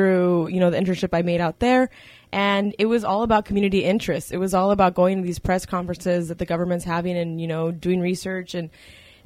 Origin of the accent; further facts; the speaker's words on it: Oxnard, California, United States; I grew up in Oxnard, Ventura County area